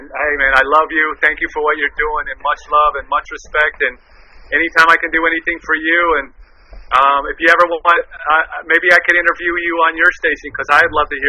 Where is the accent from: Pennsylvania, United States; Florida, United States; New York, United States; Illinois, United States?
Florida, United States; Miami; I grew up in Miami, so I've always been very influenced by the Latinos, especially the Cubans, and then the South Americans in the '90s.